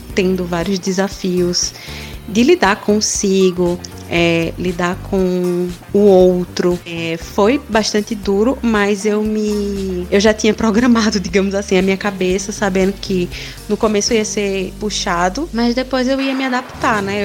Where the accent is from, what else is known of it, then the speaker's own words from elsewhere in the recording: Pernambuco, Brazil; moved away as an adult; now in São Paulo, Brazil; Eu saí do Nordeste, de Pernambuco, do interior. Ah, vim morar em São Paulo